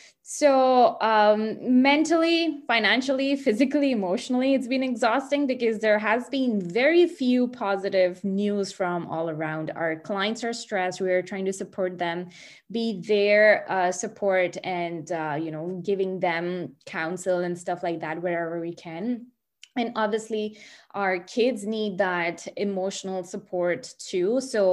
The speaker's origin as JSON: {"language": "English", "country": "India", "moved": "yes", "lives_now": "Burlington, Canada", "said": "And I came here from India. That's my home country about 20 years ago. And I came with my parents, got settled here"}